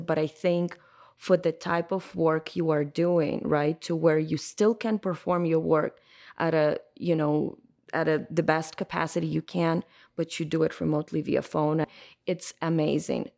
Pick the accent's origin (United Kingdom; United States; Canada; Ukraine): Ukraine; moved away; I'm originally from Ukraine